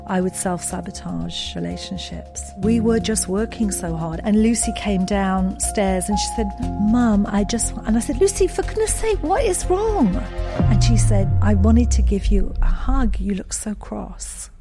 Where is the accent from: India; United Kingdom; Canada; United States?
United Kingdom; Edinburgh, Scotland; moved away; So I was born in Edinburgh, Scotland.